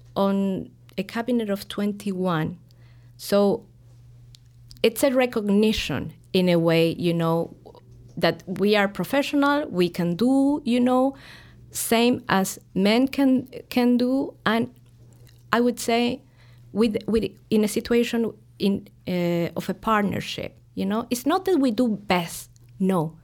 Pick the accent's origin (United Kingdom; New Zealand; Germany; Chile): Chile; Santiago, Santiago Metropolitan Region; moved away as an adult; now in Chicago, United States; I was born in Santiago.